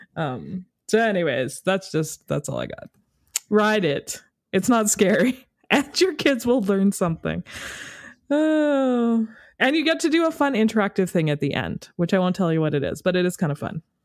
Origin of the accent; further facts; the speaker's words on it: Canada; we're from Canada